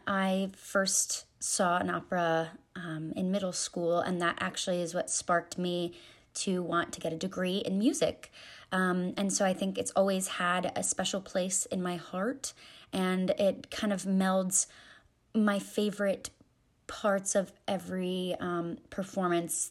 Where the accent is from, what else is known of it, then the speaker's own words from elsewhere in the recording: Raleigh, North Carolina, United States; moved away as an adult; now in Columbia, United States; I am originally from Raleigh, North Carolina. I moved to Columbia to attend the University